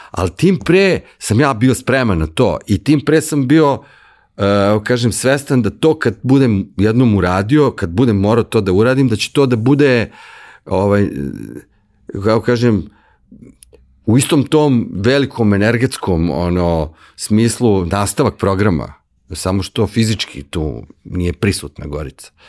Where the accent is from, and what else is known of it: Serbia